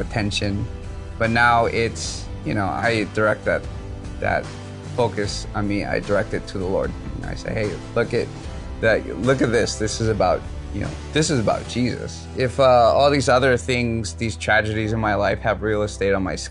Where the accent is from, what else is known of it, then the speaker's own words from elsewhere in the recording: Oahu, Hawaii, United States; I grew up here on Oahu.